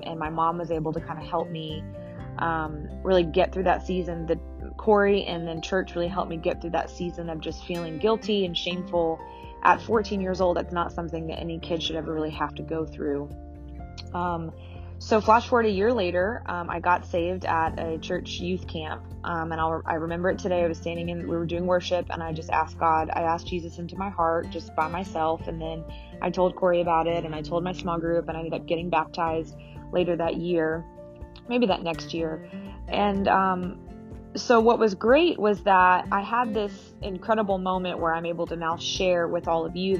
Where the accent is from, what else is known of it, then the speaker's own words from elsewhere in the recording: Alpharetta, Georgia, United States; also born or lived in Marietta, Georgia / Kenya; we moved to Alpharetta from Marietta, and my dad stayed in Marietta for a while, and then he moved to Alpharetta, not far from us. But we didn't really grow up in the church